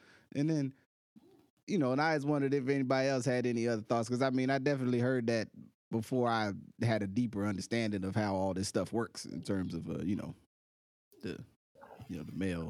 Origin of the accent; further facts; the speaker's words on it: Slab Fork, West Virginia, United States; I'm from Slab Fork, West Virginia.